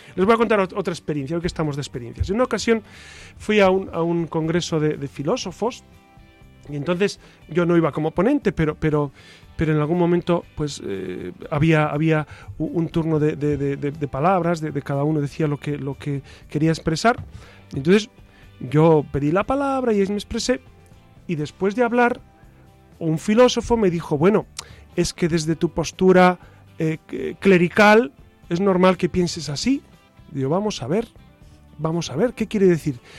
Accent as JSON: {"language": "Spanish", "town": "Burgos", "region": "Castile and León", "country": "Spain", "also_born_or_lived": "Quintana Roo, Mexico", "said": "yo soy de Burgos"}